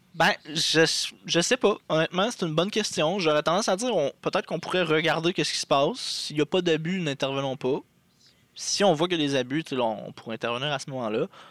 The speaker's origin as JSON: {"language": "French", "area": "Abitibi", "region": "Quebec", "country": "Canada", "tie": "born or raised there", "moved": "yes", "said": "Je viens de l'Abitibi, dans le fin fond euh, du Québec."}